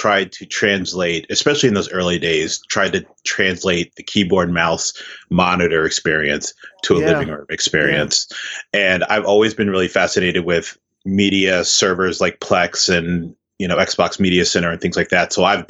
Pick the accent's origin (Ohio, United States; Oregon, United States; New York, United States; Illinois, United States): Ohio, United States; Columbus; I loved Columbus, Ohio. I have so many memories of what it was like growing up in Columbus.